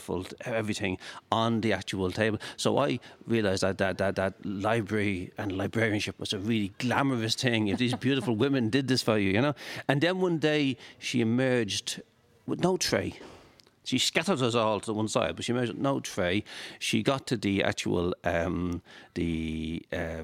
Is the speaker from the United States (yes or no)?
no; Dublin, Leinster, Ireland; I grew up in Finglas